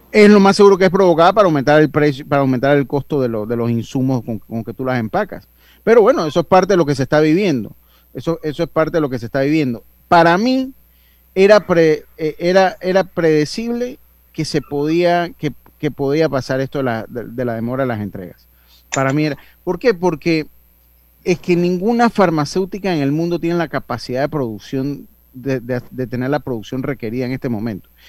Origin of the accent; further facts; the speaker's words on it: Panama; como buen panameño